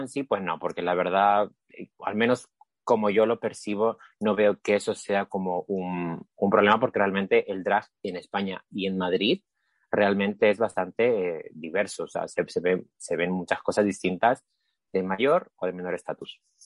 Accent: Lima, Peru; now in Spain; en Lima, que es donde soy, soy de Perú

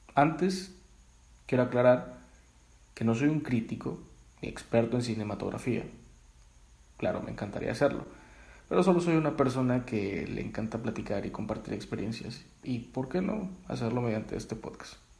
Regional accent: Mexico; todos somos mexicanos

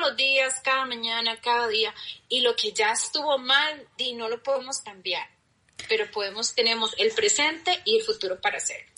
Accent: Costa Rica; mi tierra querida Costa Rica

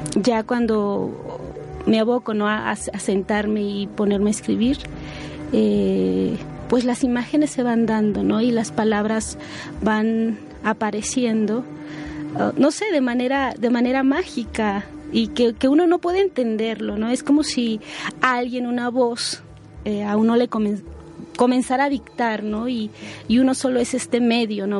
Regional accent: San Juan Chamula, Chiapas, Mexico; first language Spanish; also born or lived in Sinaloa; soy originaria de San Juan Chamula, Chiapas

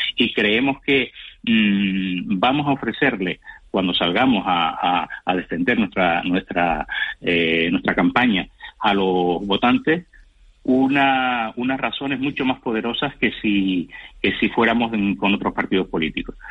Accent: Canary Islands, Spain; somos canarios y somos nacionalistas canarios

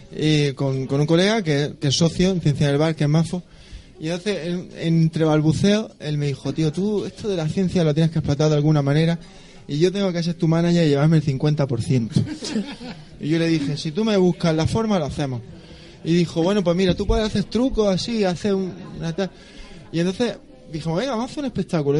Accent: Roquetas de Mar, Andalusia, Spain; moved away as an adult; now in Granada, Spain; allí en mi pueblo, en Roqueta

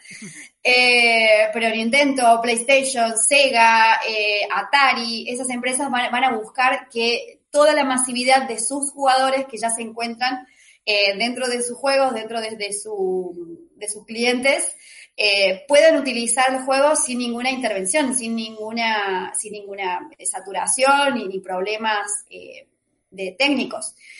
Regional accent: Argentina; soy de Argentina

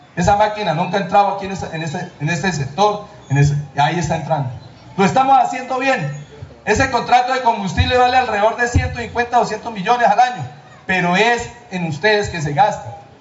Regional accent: Quebradanegra, Cundinamarca, Colombia; mi tierra

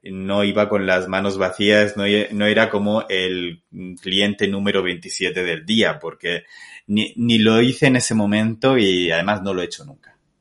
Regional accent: Castilla-La Mancha, Spain; also born or lived in Murcia, Spain; now in Guadalajara, Mexico; soy manchego, pero no, no estoy en Guadalajara de Castilla-La Mancha, estoy en México.

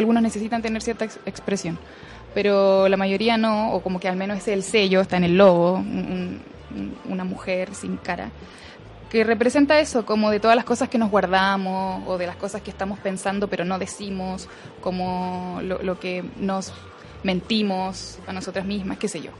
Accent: southern Chile, Chile; moved away

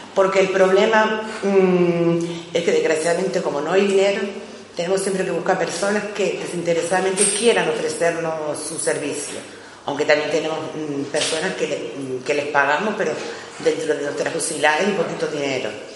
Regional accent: Bañadero, Canary Islands, Spain; nosotros venimos del pueblo de Bañadero, Bañadero está cerquita de, aquí de, la capital, de las Palmas de Gran Canaria

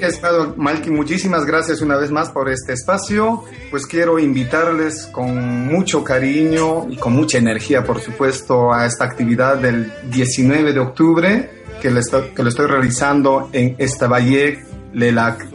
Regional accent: Huancavelica, Peru; moved away; soy peruano, nací en la ciudad de Huancavelica, en la misma capital

